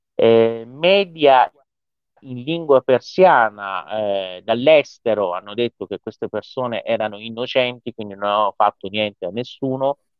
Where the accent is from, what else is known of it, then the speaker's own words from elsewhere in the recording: Iran; delle forze dell'ordine del mio paese